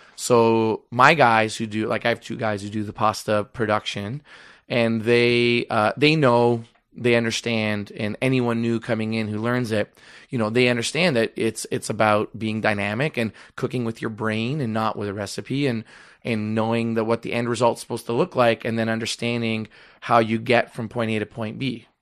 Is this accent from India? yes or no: no; Toronto, Ontario, Canada; I am from Rexdale.